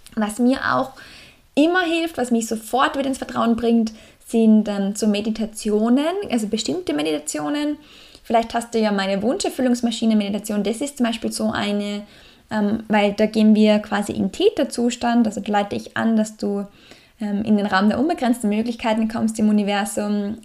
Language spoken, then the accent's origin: German; Salzburg, Austria; im Salzburger Land, in meiner Heimat